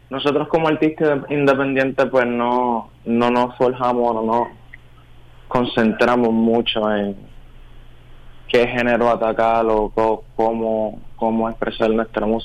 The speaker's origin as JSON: {"language": "Spanish", "town": "Carolina", "country": "Puerto Rico", "tie": "born or raised there", "said": "como él y yo somos de Puerto Rico, crecimos escuchando lo mismo, más o menos, salsa, reggaetón, bomba, plena, diferentes versiones de, ya que pues él es de Guayama, yo soy de Carolina"}